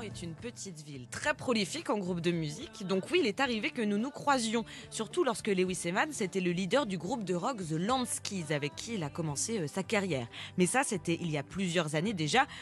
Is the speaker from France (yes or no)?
yes; Caen, Normandy, France; je viens de Caen